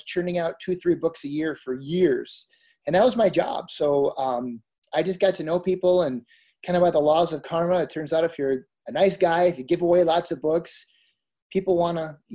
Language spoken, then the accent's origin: English; Minnesota, United States; I grew up in Minnesota